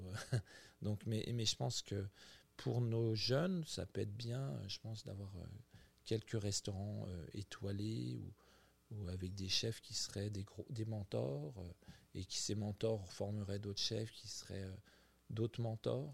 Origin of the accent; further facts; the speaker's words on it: France; also born or lived in Quebec; now in Montreal, Canada; nous, en tant que Français, quand on vient vivre au Québec